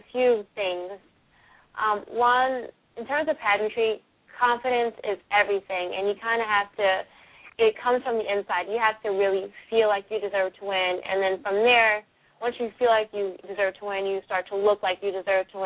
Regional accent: Philadelphia, Pennsylvania, United States; I'm born and raised in Philadelphia, went to high school here

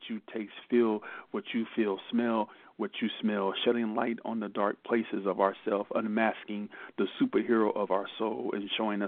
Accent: United States; first language English; now in Germany; I'm usually the only American, and I'm the only English-spoken poet

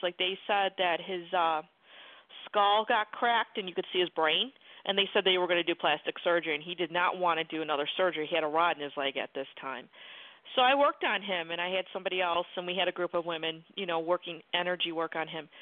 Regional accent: Buffalo, New York, United States; moved away; I'm from Buffalo, New York originally, and we had we had blizzards

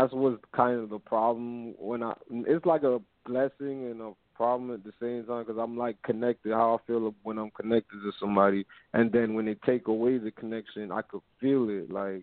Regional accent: New York, United States; now in Florida, United States; I'm in Florida right now. I'm from New York

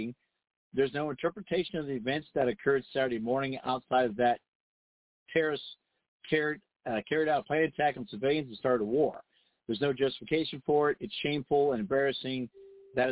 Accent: Dayton, Ohio, United States; I grew up in the Midwest, Daytonian

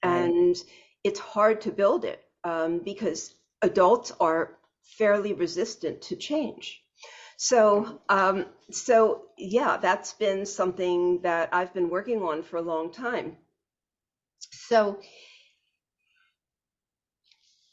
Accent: Baltimore, Maryland, United States; moved away as an adult; now in South Florida, United States; I'm originally from Baltimore, and I've lived in South Florida for 18 years.

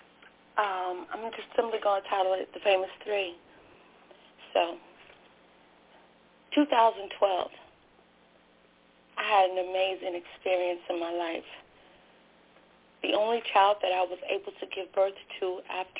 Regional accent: Joliet, Illinois, United States; I'm from Chicagoland. I live in the suburbs, and I live in Joliet, Illinois

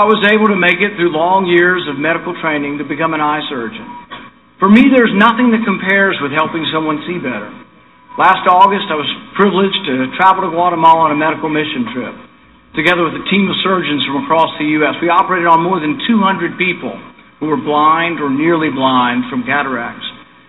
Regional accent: Bowling Green, Kentucky, United States; Less than 5 years ago, I stood just down the road in my hometown in Bowling Green and said those same words.

